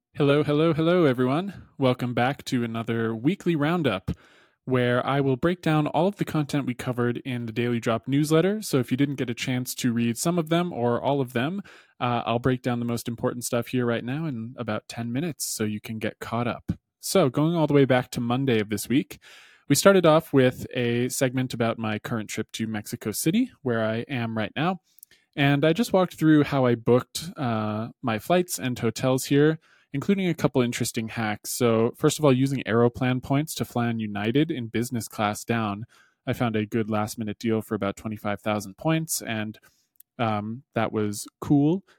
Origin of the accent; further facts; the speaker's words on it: Canada; for me as a Canadian